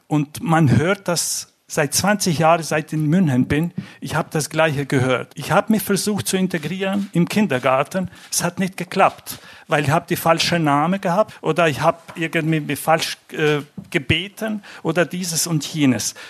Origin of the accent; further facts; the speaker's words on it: Montenegro; now in Munich, Germany; ich komme aus Montenegro